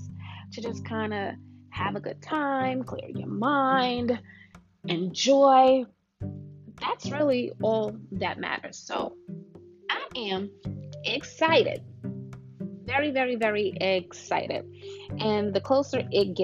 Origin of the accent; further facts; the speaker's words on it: New York, United States; now in Georgia, United States; we were born and raised in New York